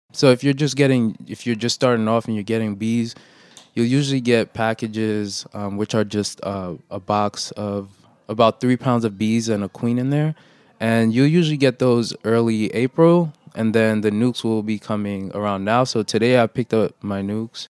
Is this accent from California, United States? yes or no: no; New York City, New York, United States; also born or lived in Haiti; I was born in Haiti, but I was raised in Brooklyn